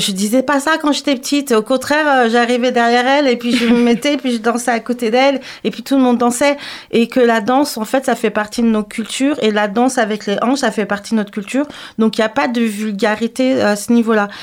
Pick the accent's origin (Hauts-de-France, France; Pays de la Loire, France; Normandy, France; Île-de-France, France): Île-de-France, France; Paris; je suis euh, native euh, de Paris, mais je suis originaire de la Guadeloupe